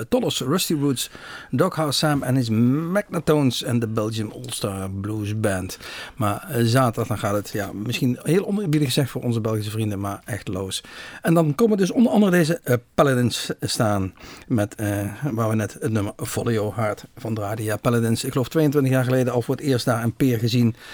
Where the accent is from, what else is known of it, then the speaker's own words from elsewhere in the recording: Netherlands; wij uit Nederland kwamen